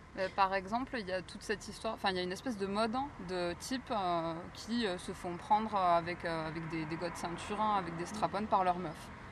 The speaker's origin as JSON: {"language": "French", "area": "near Carcassonne", "region": "Occitania", "country": "France", "tie": "born or raised there", "said": "j'ai grandi à côté de Carcassonne"}